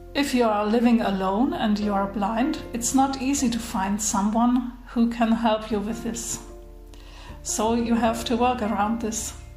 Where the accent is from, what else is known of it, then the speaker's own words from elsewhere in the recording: Germany; English is a second language; So, I'm from Germany.